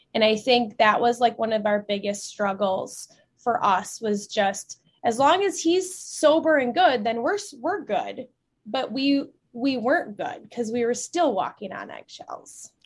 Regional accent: central Wisconsin, United States; I grew up in Wisconsin, um, central Wisconsin

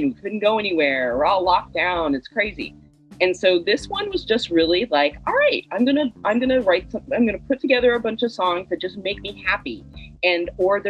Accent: the South, United States; now in Chicago, United States; I'm from the South originally

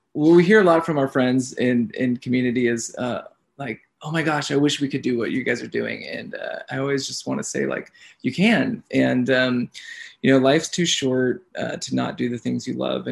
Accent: Bay Area, California, United States; moved away; Originally, we're from California in the Bay Area, but we've been living the van life for a while

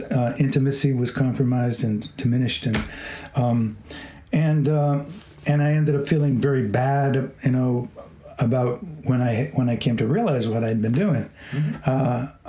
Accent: Boston, Massachusetts, United States; I come from Boston.

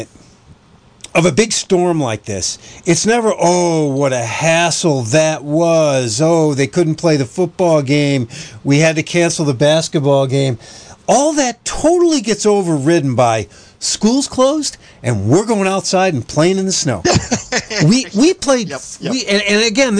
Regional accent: Jamestown, New York, United States; moved away; also born or lived in Buffalo; It's only an hour drive from Buffalo to my hometown of Jamestown

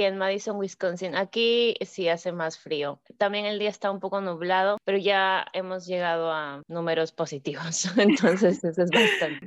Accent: Chimbote, Ancash, Peru; moved away as an adult; also born or lived in Cajamarca, Peru / Lima, Peru / Purdue, United States; now in United States; yo nací en Cajamarca y a los dos años nos mudamos a Chimbote, entonces yo crecí en Chimbote

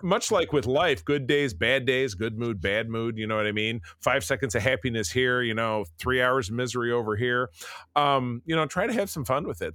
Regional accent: Grosse Pointe, Michigan, United States; my hometown of Grosse Pointe, Michigan

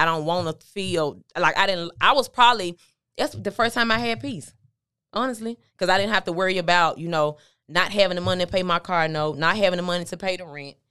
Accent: Memphis, Tennessee, United States; I'm from Memphis, Tennessee, originally

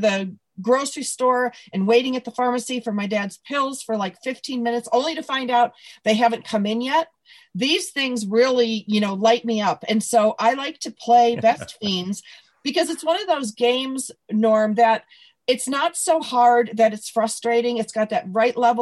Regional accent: Buffalo, New York, United States; moved away as an adult; also born or lived in Evanston, Illinois; now in California, United States; when Tom Hanks asked me where I was from, I'm like, Buffalo?

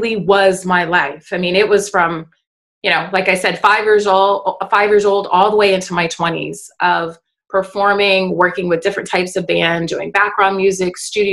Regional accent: United States; as an American

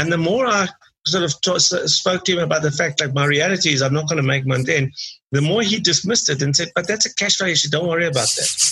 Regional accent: Durban, KwaZulu-Natal, South Africa; I grew up in Durban in South Africa

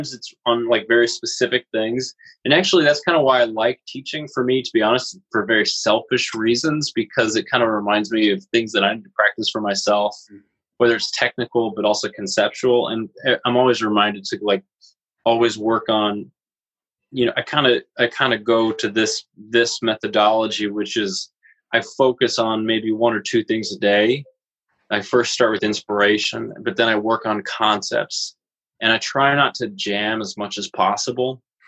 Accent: Salt Lake City, Utah, United States; And that's where my hometown is, and I was a professor there, and I did a lot of growth as a human.

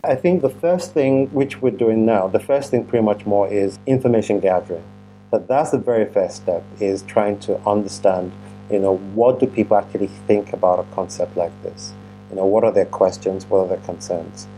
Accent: Nigeria; moved away; I am originally from Nigeria

